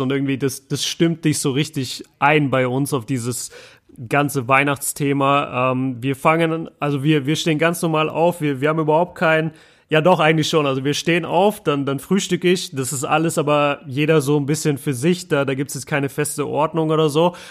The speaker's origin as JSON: {"language": "German", "area": "the South", "region": "Southern Germany", "country": "Germany", "moved": "yes", "lives_now": "Ruhr area, Germany", "said": "bei uns im Süden"}